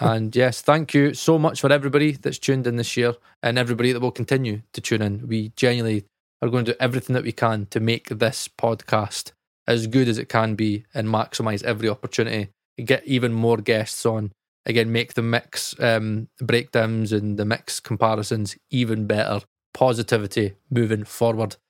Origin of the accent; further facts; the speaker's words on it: United Kingdom; we're British